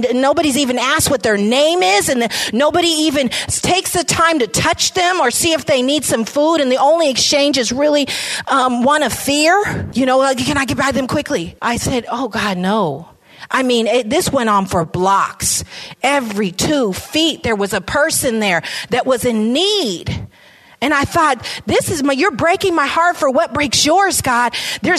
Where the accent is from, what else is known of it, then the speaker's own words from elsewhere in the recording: San Francisco, California, United States; I was raised in San Francisco. I came here with my mom at the age of 2